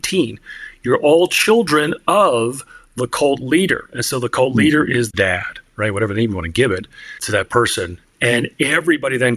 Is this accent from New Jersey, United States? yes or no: yes; Northern New Jersey, United States; I was born and raised in Northern New Jersey into a Christian home